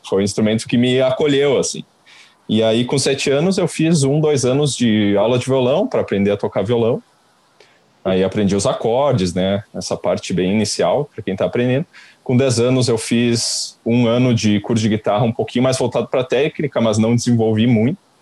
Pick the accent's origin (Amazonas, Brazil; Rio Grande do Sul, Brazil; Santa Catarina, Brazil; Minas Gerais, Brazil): Rio Grande do Sul, Brazil; Caxias do Sul; also born or lived in Porto Alegre; eu sou de Caxias do Sul